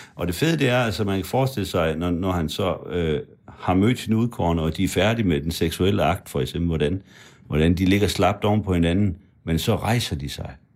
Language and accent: Danish; Frederikshavn, North Denmark Region, Denmark; moved away; Jeg voksede op uden for Frederikshavn og i Frederikshavn